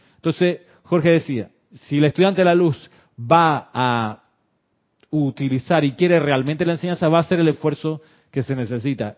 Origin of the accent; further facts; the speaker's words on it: Chile; now in Panama; sí soy panameño, pero también me crié en Chile